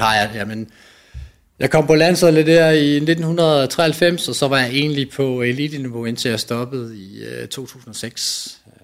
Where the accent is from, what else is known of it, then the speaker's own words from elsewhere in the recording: Nyborg, Southern Denmark, Denmark; jeg kommer fra Nyborg af, øh, hvor jeg var med i løbeklubben